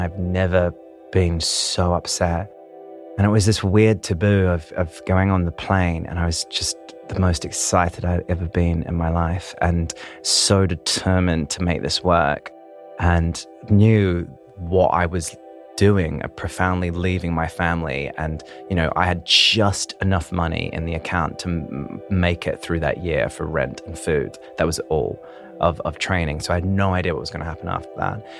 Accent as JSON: {"language": "English", "town": "Christchurch", "region": "Canterbury", "country": "New Zealand", "tie": "born or raised there", "moved": "yes", "said": "I come from Christchurch, New Zealand, originally"}